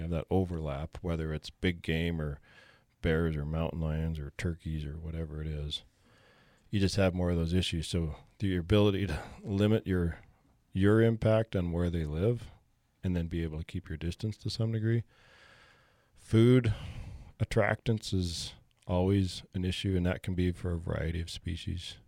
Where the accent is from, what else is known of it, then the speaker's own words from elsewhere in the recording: Bozeman, Montana, United States; Born and raised in Bozeman